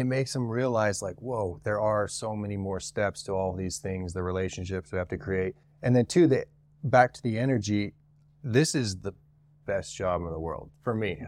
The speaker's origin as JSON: {"language": "English", "region": "Utah", "country": "United States", "tie": "born or raised there", "said": "I'm from Utah, born and raised in Utah."}